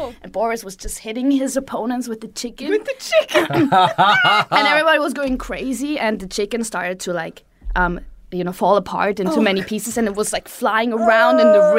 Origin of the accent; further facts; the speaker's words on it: Vienna, Austria; moved away as an adult; now in Japan; I grew up in Vienna.